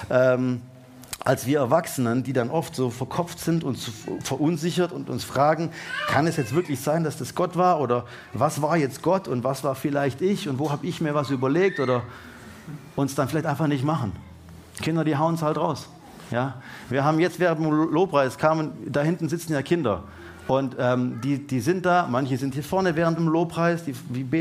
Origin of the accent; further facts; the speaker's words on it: Baden-Württemberg, Germany; Und jetzt denken wir natürlich als Deutsche und als Baden-Württemberger und als Schwaber halt mal.